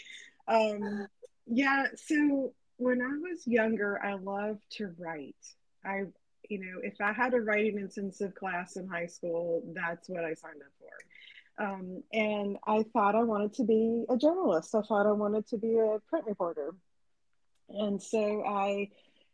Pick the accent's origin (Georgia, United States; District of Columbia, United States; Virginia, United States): Virginia, United States; Suffolk; moved away as an adult; now in Alabama, United States; I'm originally from Suffolk, Virginia, which is in the east corner of the state. And I lived in Virginia most of my life